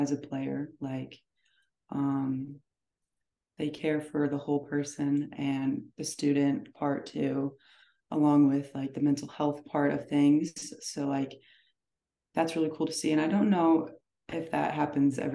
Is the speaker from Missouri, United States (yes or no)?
yes; O'Fallon, Missouri, United States; someone from my hometown